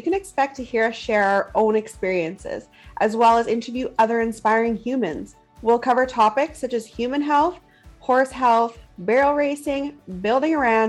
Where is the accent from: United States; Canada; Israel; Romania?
Canada; Canadian Prairies